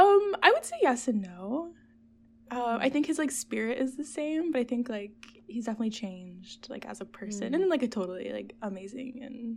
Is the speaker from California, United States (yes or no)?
no; Providence, Rhode Island, United States; Yeah, so I grew up in Providence, Rhode Island. For those who don't know where that is, it's an hour south of Boston.